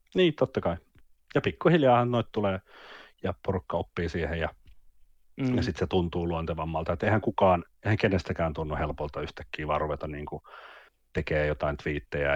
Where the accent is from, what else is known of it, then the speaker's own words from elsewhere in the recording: Vantaa, Uusimaa, Finland; also born or lived in Jyväskylä / Mikkeli / Helsinki; Mä oon syntynyt Jyväskylässä vuonna 1984. ja tota, en tiedä. siitä siitä Mikkelin kahdeksaksi vuodeksi ja sitten 93 vuonna kolmannelle luokalle meni Vantaalla